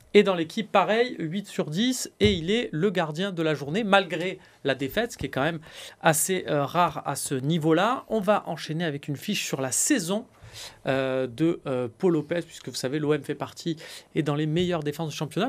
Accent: Marseille, Provence-Alpes-Côte d'Azur, France; en tant que Marseillais

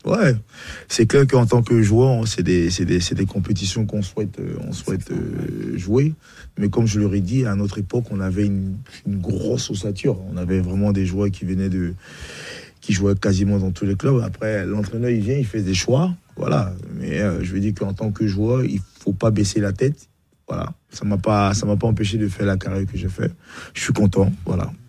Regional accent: Bingerville, Abidjan, Côte d’Ivoire; moved away; also born or lived in France; je suis né à Benjerville

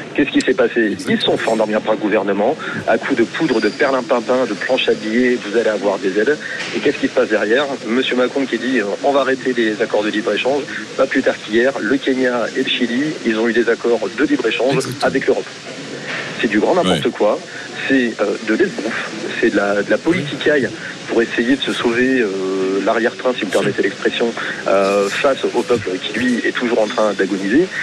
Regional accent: Hauts-de-France, France; now in Béziers, France; Hauts-de-France, en fait c'est ma région natale

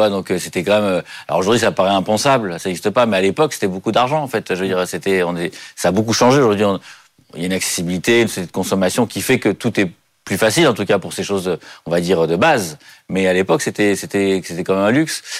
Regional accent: Paris, Île-de-France, France; Oui, bah, je suis à Paris, j'ai jamais bougé de Paris, donc en même temps c'est assez simple, il n'y a pas de, eu beaucoup de voyages.

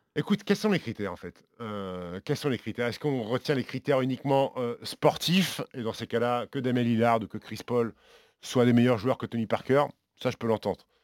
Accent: France; on est Français

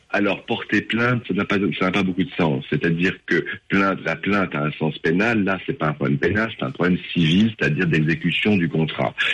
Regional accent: Hauts-de-France, France; les Hauts-de-France, donc ma région d'origine

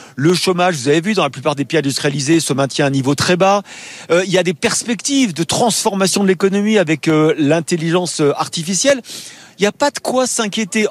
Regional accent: France

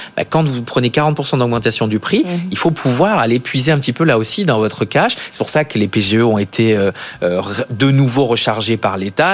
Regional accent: south-west France, France; je viens du Sud-Ouest

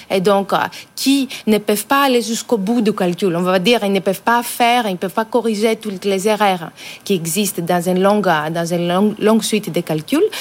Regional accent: France; en tant que Français, en tant qu'Européens

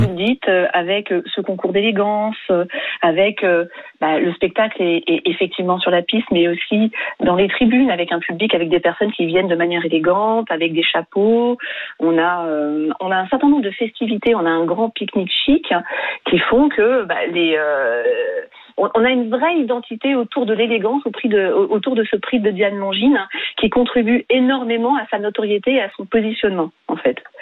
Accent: Île-de-France, France; j'ai grandi en Ile-de-France

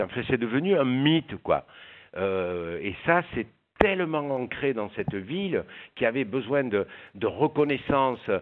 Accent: Marseille, Provence-Alpes-Côte d'Azur, France; je suis marseillais

